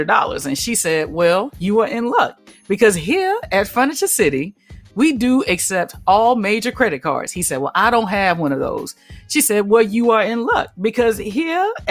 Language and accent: English; Alabama, United States; I grew up in Alabama.